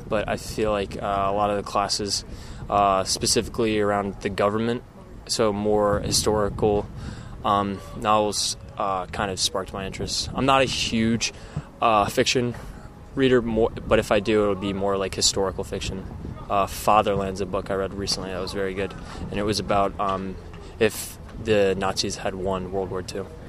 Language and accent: English; United States; a guy growing up in the States